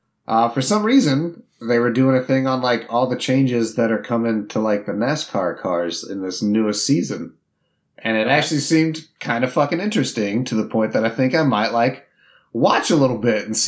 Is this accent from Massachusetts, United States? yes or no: no; Indiana, United States; This is funny because growing up in Indiana, it was always the Indianapolis 500. That's the big race there.